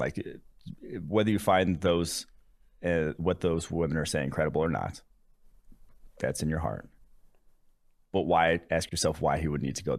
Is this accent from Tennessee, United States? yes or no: no; Brookfield, Wisconsin, United States; also born or lived in Milwaukee / Dallas; Lived in West Dallas for a few years, like when I was like, till like 4 years old. Then I moved to Brookfield, Wisconsin